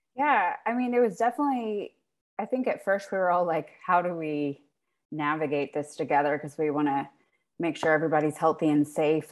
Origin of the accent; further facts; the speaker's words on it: South Carolina, United States; moved away as an adult; also born or lived in Virginia; now in Maryland, United States; I'm from South Carolina